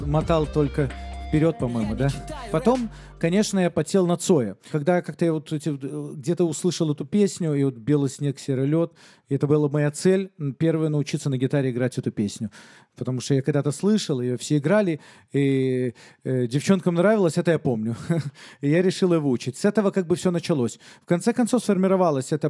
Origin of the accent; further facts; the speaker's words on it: Minsk, Belarus; Я родился в Минске, всем немало известном городе на данный момент, в совершенно светской семье, еврейской семье